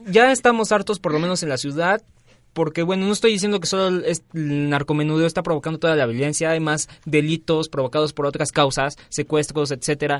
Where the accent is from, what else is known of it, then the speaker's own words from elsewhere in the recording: Tlaxcala, Mexico; moved away; mi pueblo ahí en Tlaxcala